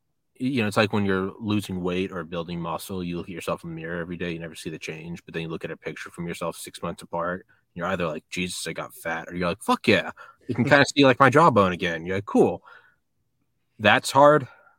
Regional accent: New England, United States; You know, I'm from New England.

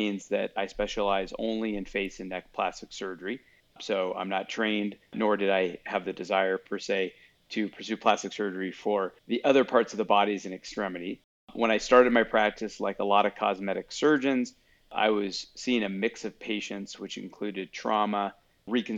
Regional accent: Colorado, United States; I grew up in Colorado

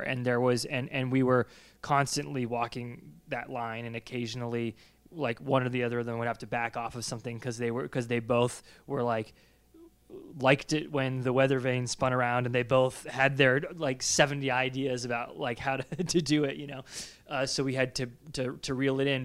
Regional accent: New England, United States; growing up in New England and, and being in these old houses

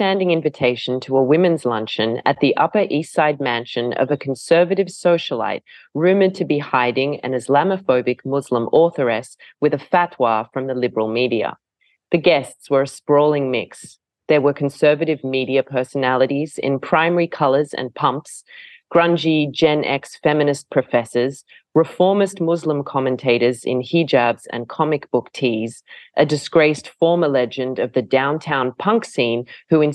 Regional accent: Australia; as an Australian

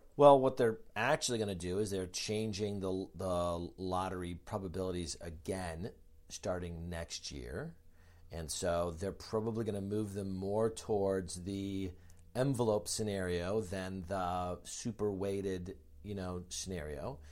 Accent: Chicago, Illinois, United States; we're both from Chicago

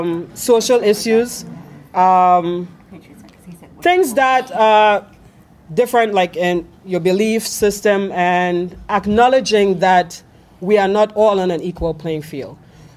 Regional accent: Trinidad & Tobago; So I'm from Trinidad and Tobago. We're just above Venezuela. And yes, we speak English.

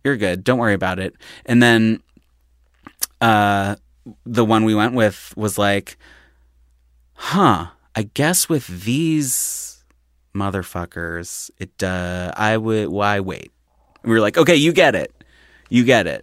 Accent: Philadelphia, Pennsylvania, United States; moved away; I'm from Philly, like Center City border of South Philly. And there was a restaurant growing up called Judy's.

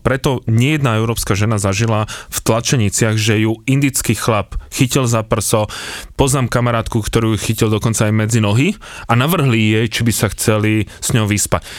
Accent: Slovakia; my sme zo Slovenska

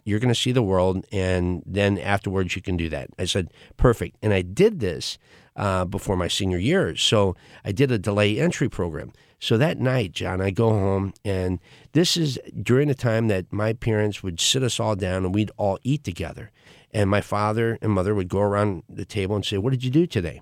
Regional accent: St. Louis, Missouri, United States; I was born here in Saint Louis, uh, in Overland

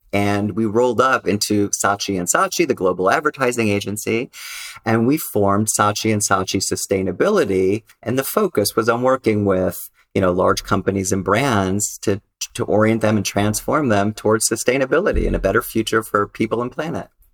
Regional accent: Los Angeles, California, United States; I grew up in Los Angeles, you know, typical LA family

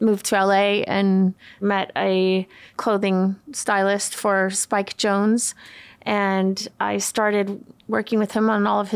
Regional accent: Sweden; moved away; I grew up in Sweden. My dad is Swedish

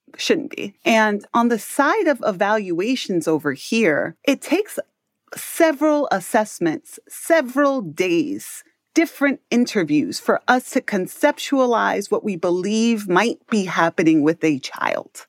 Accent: New York City, New York, United States; I grew up in Harlem, New York City.

